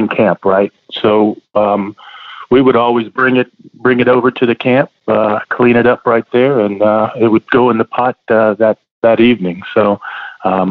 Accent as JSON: {"language": "English", "town": "Lafayette", "region": "Louisiana", "country": "United States", "tie": "born or raised there", "also_born_or_lived": "Rayne, Louisiana / Burleson, Texas", "moved": "as an adult", "lives_now": "Houston, United States", "said": "I went to Como High School in Lafayette"}